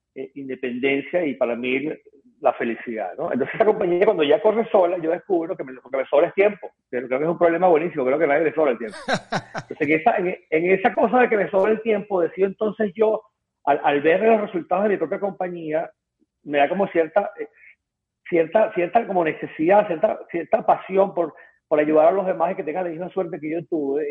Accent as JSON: {"language": "Spanish", "country": "Venezuela", "accent": "Venezuelan", "moved": "yes", "lives_now": "United States", "said": "yo soy venezolano"}